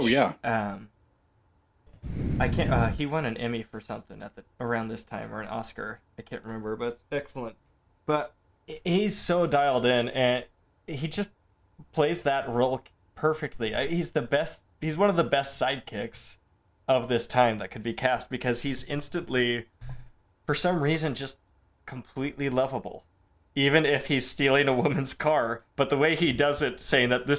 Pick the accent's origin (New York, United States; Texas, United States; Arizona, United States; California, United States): California, United States; I'm from California.